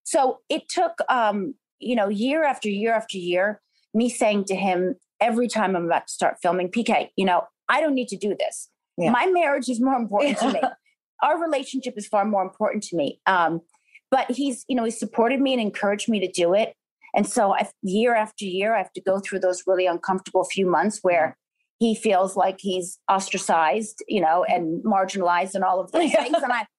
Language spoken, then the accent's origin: English; New York, United States; now in California, United States; I'm a New Yorker. I love New York so much. But now having kids, I think it's easier, you know, for them in California.